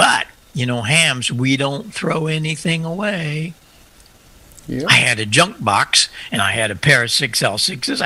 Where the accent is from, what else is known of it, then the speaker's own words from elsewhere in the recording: Marissa, Illinois, United States; And I opened this little store in my hometown, and I started selling Hammond organs.